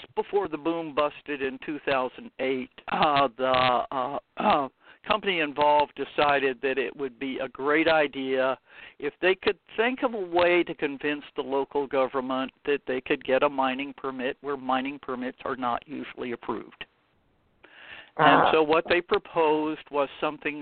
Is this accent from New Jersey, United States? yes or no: no; Miami, Florida, United States; also born or lived in Martin County, Florida; I was born and raised in Miami, Florida, but now I live about 100 miles up the coast in a nice little county called Martin County.